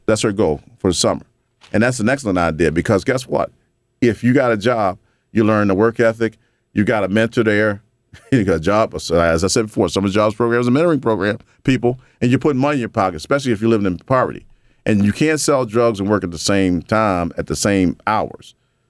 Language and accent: English; Baltimore, Maryland, United States; I grew up in Baltimore and watched what was coded the war on drugs translate into the annihilation of black and brown males across the city.